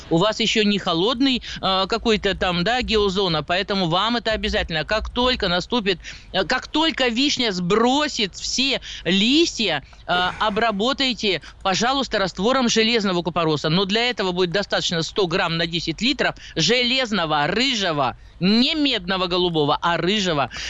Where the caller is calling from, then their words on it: Krasnoyarsk, Krasnoyarsk Krai, Russia; А, здравствуйте, я начинающий садовод из Красноярска, ну, больше огородник, так стаж у меня около 50 лет где-то.